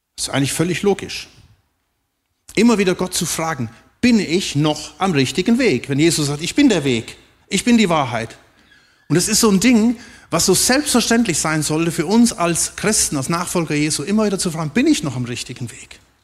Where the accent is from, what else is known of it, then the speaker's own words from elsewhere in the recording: Germany; wir auch als Deutsche